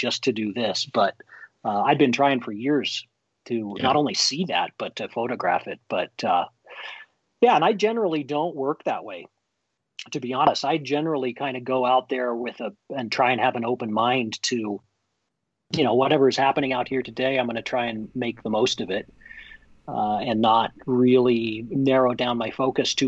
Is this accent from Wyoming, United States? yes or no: yes; Jackson, Wyoming, United States; I was born and raised here in Jackson, and lived here most of my adult life.